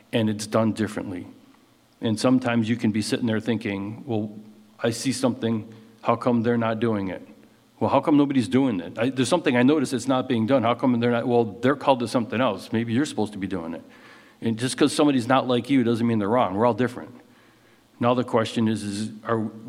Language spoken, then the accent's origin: English; United States